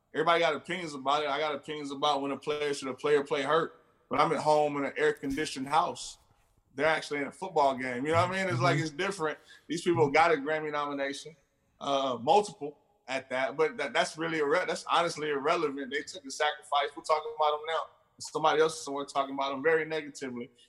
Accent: Houston, Texas, United States; I'm from Houston

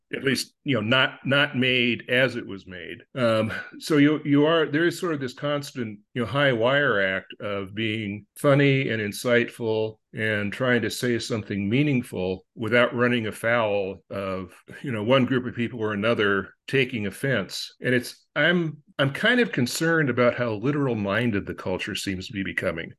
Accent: Upland, California, United States; also born or lived in Agoura Hills, California; grew up in Upland, California, and I now reside in Agora Hills, California.

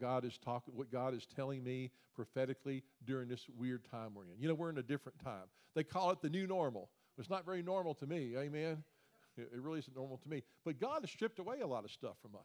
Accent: Memphis, Tennessee, United States; moved away as an adult; also born or lived in Olive Branch, Mississippi; now in Winter Park, United States; born and raised in Memphis, moved to Orlando, Florida about 13 years ago

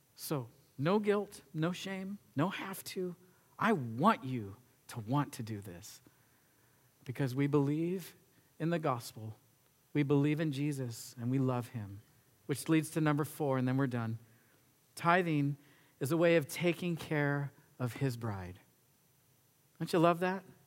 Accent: United States; we as an American nation

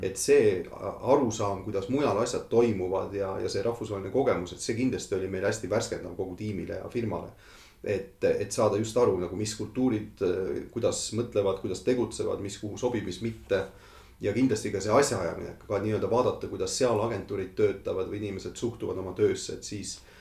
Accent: Estonia; moved away as an adult; also born or lived in London; need minu inimesed, minu kodumaa, minu, minu lähedased

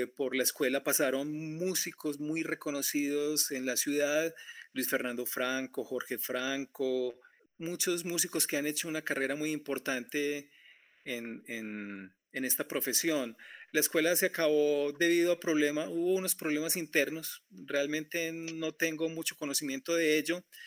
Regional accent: Colombia; Yo soy colombiano

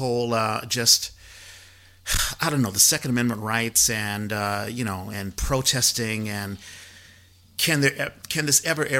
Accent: East Coast, United States; I'm from the East Coast, and, you know, I was raised

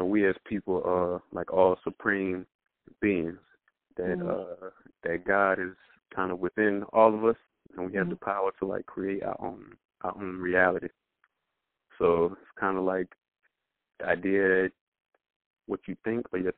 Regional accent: Petersburg, Virginia, United States; I'm from Petersburg, Virginia

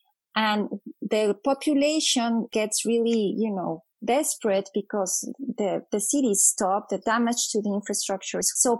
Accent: Monterrey, Nuevo León, Mexico; moved away as an adult; also born or lived in Sonora, Mexico; now in Arizona, United States; I am from Mexico. I am Mexican. I was born in Monterrey, Mexico, which is in the northeast part of the country, so another borderland region. And I also lived in Sonora for a number of years.

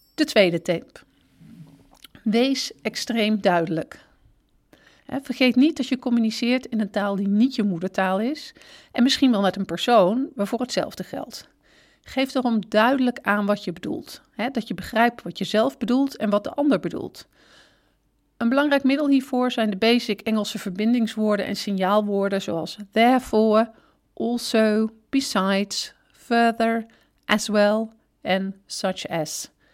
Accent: Netherlands; wij Nederlanders

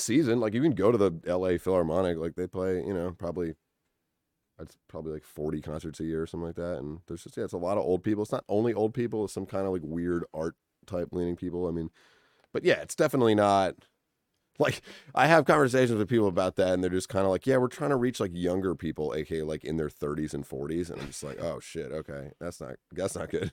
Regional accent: Winchester, Massachusetts, United States; moved away as an adult; also born or lived in New Haven, Connecticut; now in Los Angeles, United States; I grew up in Winchester, Massachusetts

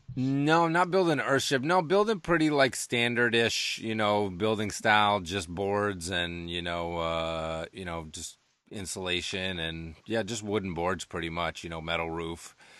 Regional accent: Massachusetts, United States; moved away as an adult; also born or lived in Los Angeles; growing up on the East Coast and in rural New England most of my life

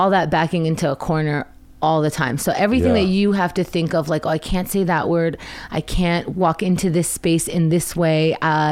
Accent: New York City, New York, United States; also born or lived in Israel; I grew up in Queens.

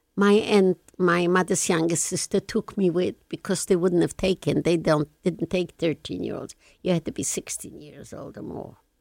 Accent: Lublin, Lublin Voivodeship, Poland; English is a second language; moved away as an adult; now in Canada; I come from Lublin

